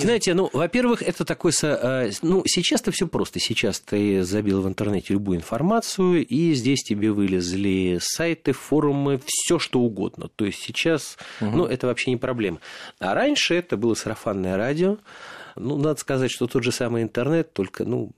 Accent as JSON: {"language": "Russian", "region": "Moscow", "country": "Russia", "tie": "born or raised there", "said": "я родился и вырос в Марина Роще"}